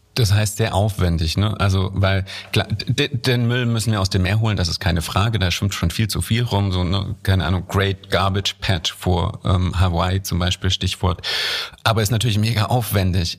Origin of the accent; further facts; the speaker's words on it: Germany; als Deutsche